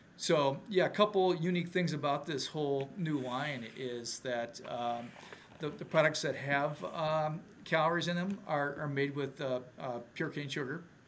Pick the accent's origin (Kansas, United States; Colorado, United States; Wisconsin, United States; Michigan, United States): Wisconsin, United States; Milwaukee; moved away; also born or lived in Minneapolis area, Minnesota; I'm originally from Milwaukee, but haven't haven't lived here in well, about 30 years